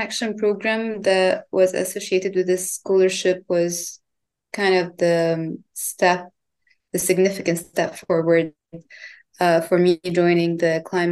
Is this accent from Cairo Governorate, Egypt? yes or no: yes; Cairo, Cairo Governorate, Egypt; moved away as an adult; also born or lived in United Kingdom; I'm originally from Cairo, Egypt.